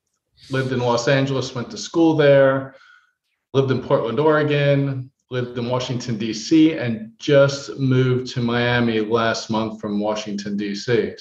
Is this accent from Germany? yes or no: yes; Heidelberg, Baden-Württemberg, Germany; born there; I was born on the Heidelberg Army Base, Heidelberg, Germany.